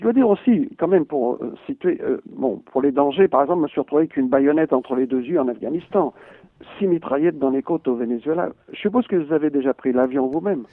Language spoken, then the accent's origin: French; France